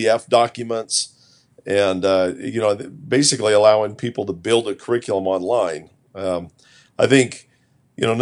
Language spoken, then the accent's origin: English; Utah, United States; I grew up in Utah